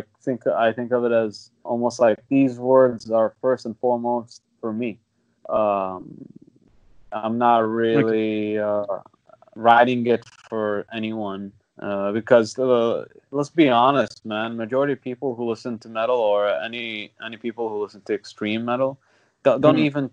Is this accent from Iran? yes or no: no; Qatif, Eastern Province, Saudi Arabia; we come from Qatif, and that's like an area in Saudi that's usually known to be, let's say, that's treated differently compared to other parts. I'd say I had a different experience growing up in Saudi